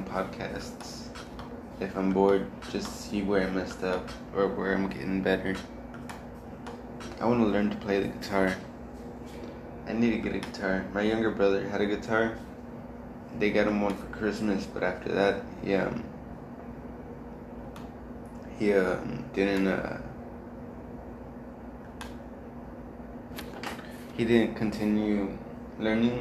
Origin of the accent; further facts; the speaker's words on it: United States; moved away; also born or lived in Mexico; since I moved to America, I came from Mexico. I'm originally from America. I went to Mexico and came back.